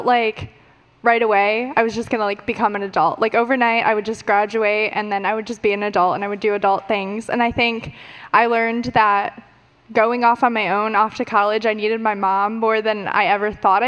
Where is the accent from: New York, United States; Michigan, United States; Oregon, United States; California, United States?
Michigan, United States; I'm 21, and I'm from Michigan.